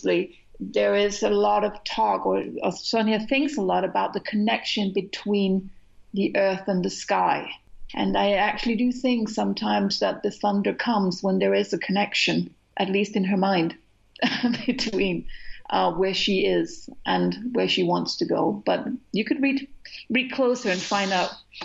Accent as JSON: {"language": "English", "country": "Denmark", "said": "We don't have as many words as the English language has"}